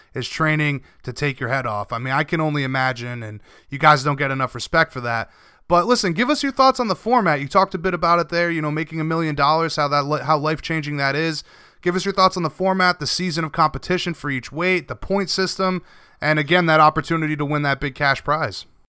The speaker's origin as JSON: {"language": "English", "region": "Rhode Island", "country": "United States", "said": "I'm from Rhode Island"}